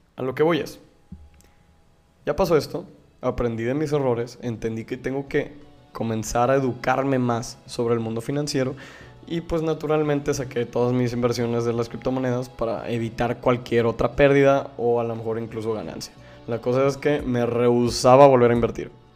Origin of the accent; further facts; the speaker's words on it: Mexico; Como mexicanos